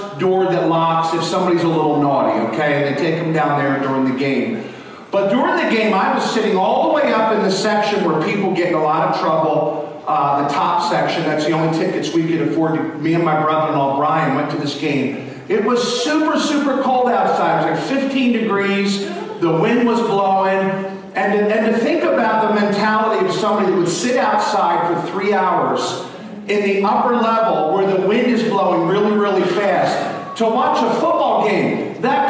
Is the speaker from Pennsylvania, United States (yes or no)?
yes; Philadelphia, Pennsylvania, United States; I'm from Philadelphia